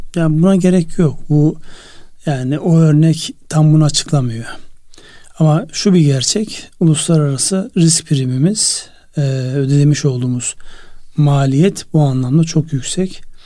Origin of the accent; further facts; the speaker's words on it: Çıldır Lake area, Ardahan, Turkey; moved away; benim memleketimde Çıldır Gölü